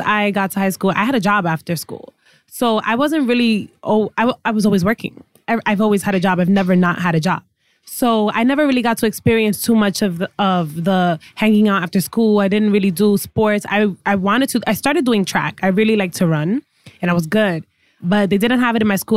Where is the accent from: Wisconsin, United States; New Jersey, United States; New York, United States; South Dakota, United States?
New York, United States; New York City; first language English; I was born here, born and raised in the Bronx.